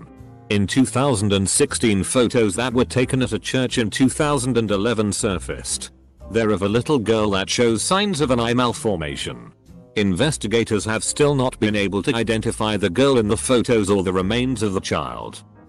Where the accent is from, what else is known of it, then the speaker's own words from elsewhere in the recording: El Paso, Texas, United States; I grew up in El Paso, TX